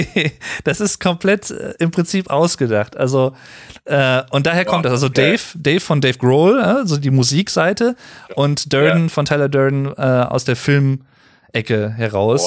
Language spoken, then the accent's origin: German; Germany; als Deutscher